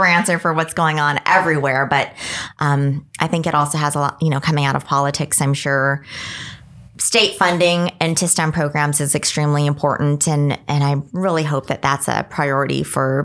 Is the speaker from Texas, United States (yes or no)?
yes; El Paso, Texas, United States; now in Washington, United States; I grew up in Texas, so we were not exposed to snow sports at all